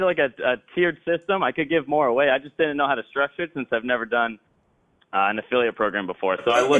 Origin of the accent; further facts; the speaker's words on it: Boston, Massachusetts, United States; I am from Boston, Massachusetts.